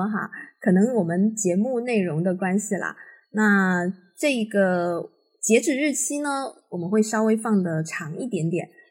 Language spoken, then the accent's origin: Chinese; Xiamen, Fujian, China; 因为我也是厦门人